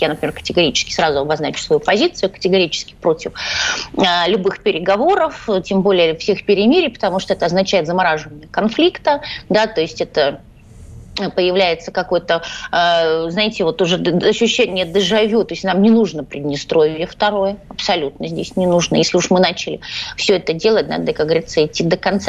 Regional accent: Odesa, Odesa Oblast, Ukraine; я из Одессы

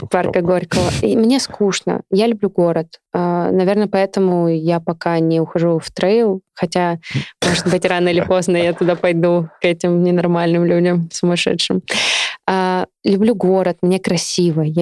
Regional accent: Novosibirsk, Novosibirsk Oblast, Russia; Я из Академгородка. Я жила в лесу 23 года.

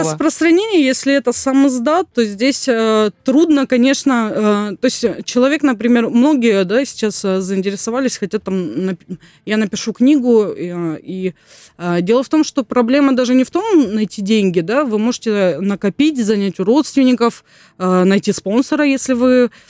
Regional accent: Gelendzhik, Krasnodar Krai, Russia; я сама родом из Геленджика

